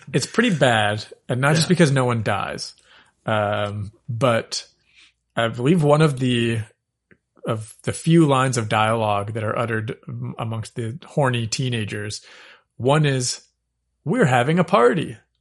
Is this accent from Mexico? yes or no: no; Regina, Saskatchewan, Canada; I was born in Regina, Saskatchewan.